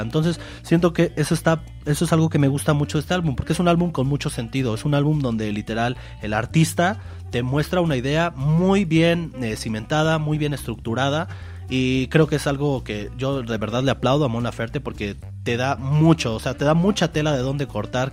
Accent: Mexico; somos de México

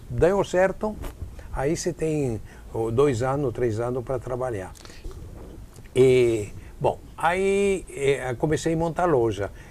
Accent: Padua, Veneto, Italy; Portuguese is a second language; Ah, sou de Pádua.

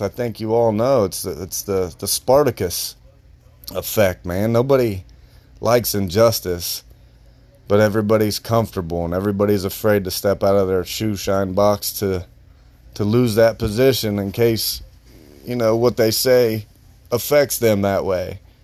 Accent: Marion, Ohio, United States; Here in my hometown, I'm from Marion

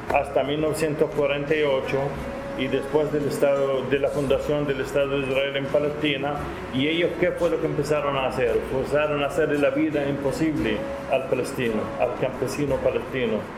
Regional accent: Nicaragua; soy nicaragüense de origen palestino

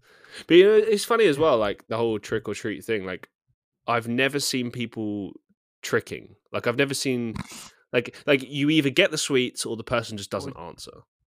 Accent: England, United Kingdom; Like, I think most people growing up in England do.

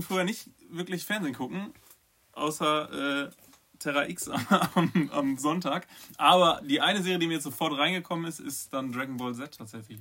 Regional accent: Bochum, North Rhine-Westphalia, Germany; moved away; ich komme halt aus, aus dem Pott

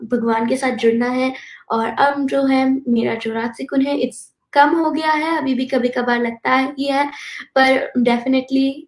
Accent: Texas, United States; Hindi is a second language; I am 11 years old और मैं Texas USA से हूँ

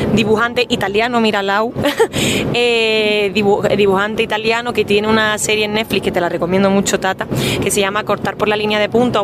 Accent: Andalusia, Spain; moved away; also born or lived in Madrid / London; yo que soy andaluza

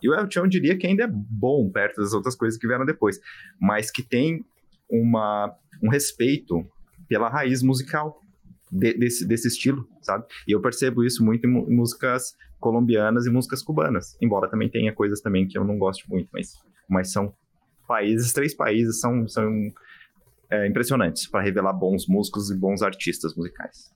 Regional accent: Brazil; eu sou brasileiro

